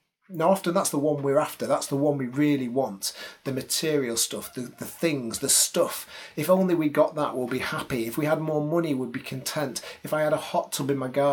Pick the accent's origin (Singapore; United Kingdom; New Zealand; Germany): United Kingdom; Salford, North West England; moved away; also born or lived in Liverpool / Aberystwyth; I'm actually from Manchester. Technically, I'm from Salford